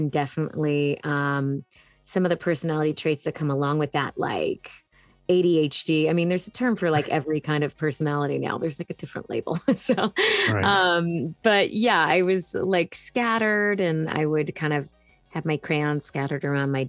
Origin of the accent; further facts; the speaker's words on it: Hanson, Massachusetts, United States; I grew up in Hanson, Massachusetts, which is a small town outside of Boston